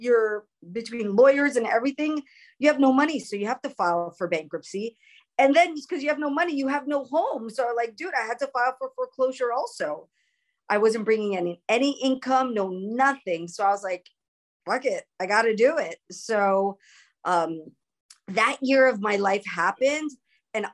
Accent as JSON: {"language": "English", "region": "New York", "country": "United States", "tie": "born or raised there", "also_born_or_lived": "Los Angeles", "said": "So I'm like an inner city school kid. I grew up in New York. I grew up in LA. I grew up in the city."}